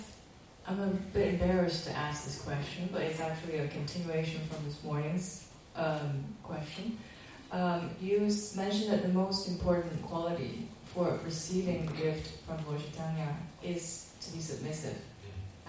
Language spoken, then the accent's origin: English; China; I'm from China